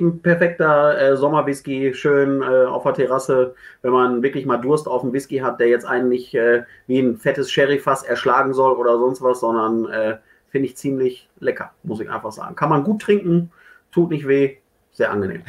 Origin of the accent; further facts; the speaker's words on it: Ruhr area, North Rhine-Westphalia, Germany; ich komme aus dem Ruhrgebiet